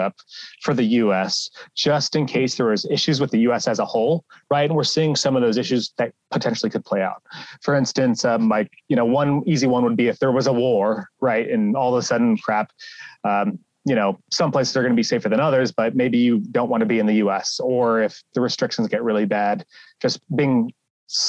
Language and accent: English; United States; as an American to get the temporary residency card